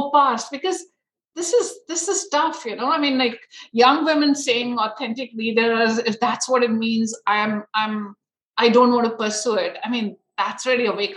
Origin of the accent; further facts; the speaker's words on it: India; growing up in India